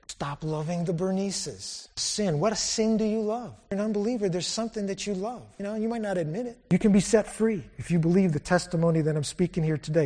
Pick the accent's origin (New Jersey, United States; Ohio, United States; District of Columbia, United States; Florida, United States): Florida, United States; Palm Bay; I'm from Florida, Bombay, Florida.